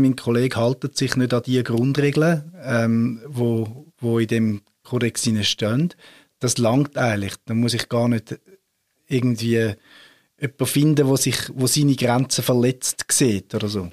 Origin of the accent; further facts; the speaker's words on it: Switzerland; wir Reformierte in der Schweiz